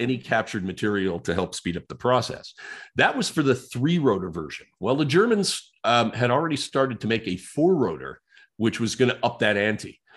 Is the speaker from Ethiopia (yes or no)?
no; Canada